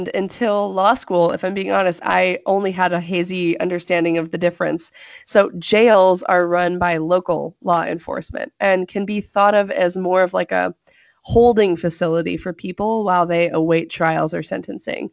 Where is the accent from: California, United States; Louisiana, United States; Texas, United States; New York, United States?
California, United States; growing up in California